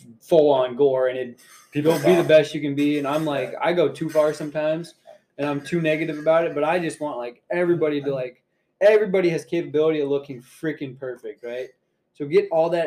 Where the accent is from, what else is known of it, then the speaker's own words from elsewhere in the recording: United States; We're American.